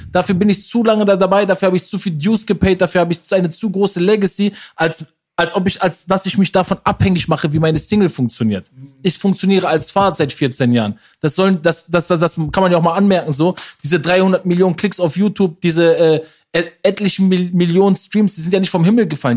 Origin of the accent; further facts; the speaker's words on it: Ruhr area, North Rhine-Westphalia, Germany; bei uns im Ruhrpott